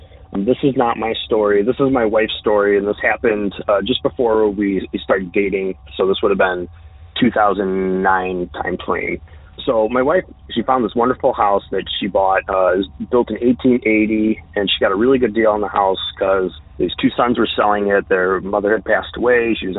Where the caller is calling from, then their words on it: New York, United States; This is …. I'm calling from the Western New York State area.